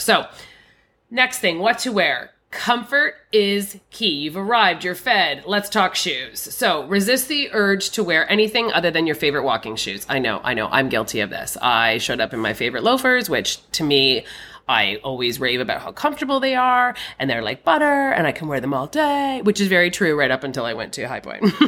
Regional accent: Canada; I'm a Canadian.

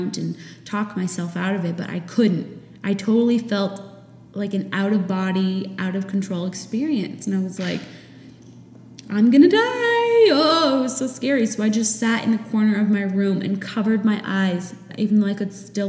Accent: New Hampshire, United States; moved away as an adult; once I got married and moved away from my home state of New Hampshire

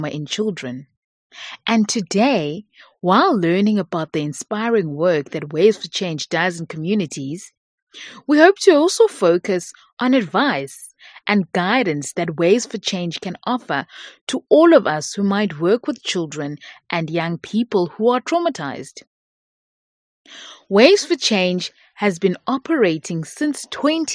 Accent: Cape Town, Western Cape, South Africa; I'm from Go 37

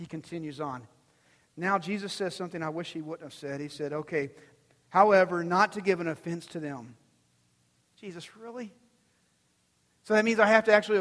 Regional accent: Texas, United States; I'm born and bred Texan. Texan all my life

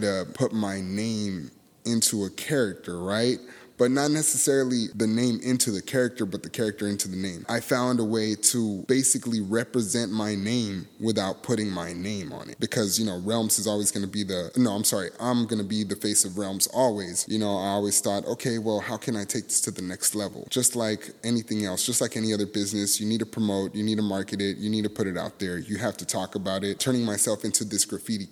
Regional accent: Los Angeles, California, United States; moved away; my hometown, Mid-City

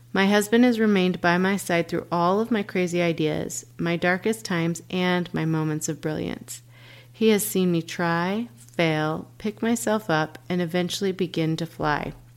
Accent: Dallas, Texas, United States; Born and raised in Dallas, Texas.

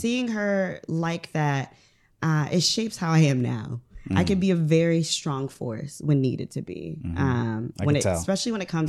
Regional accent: Ohio, United States; moved away as an adult; I am from Ohio, Northern Ohio, right. Lake Erie.

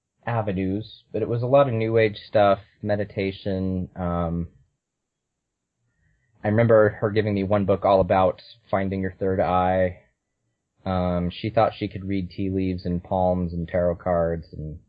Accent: California, United States; born there; Well, I was born in California. My mom was a convert, and my dad's ancestors go back to the beginning of the church.

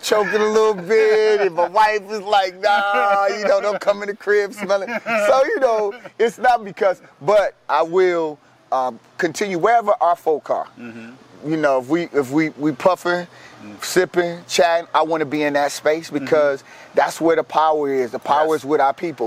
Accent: Chicago, Illinois, United States; Coming from the South Side of Chicago, we know how to sip.

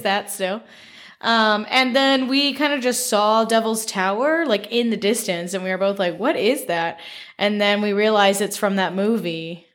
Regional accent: Memphis, Tennessee, United States; now in Connecticut, United States; I'm from Memphis

